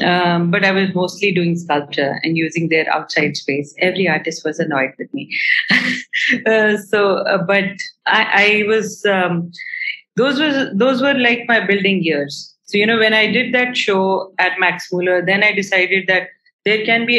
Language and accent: English; India; being an Indian artist and thinking that you're going to get all the help you want